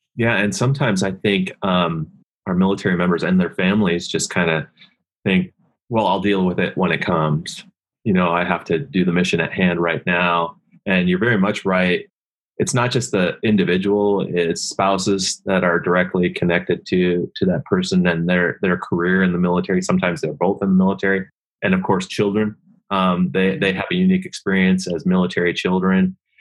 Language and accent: English; Seattle, Washington, United States; I grew up in the Northwest, grew up in Seattle